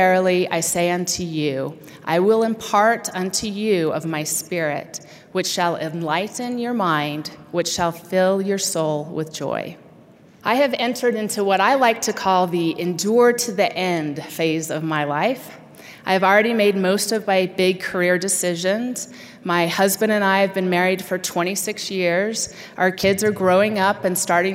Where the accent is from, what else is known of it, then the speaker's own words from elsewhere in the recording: Utah, United States; moved away as an adult; I was getting ready to leave my lifelong home in Utah